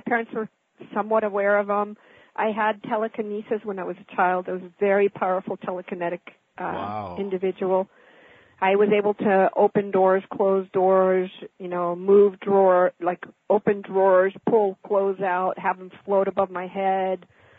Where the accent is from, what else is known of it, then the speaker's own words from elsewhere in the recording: Mexico; I was born and raised in Mexico from American parents.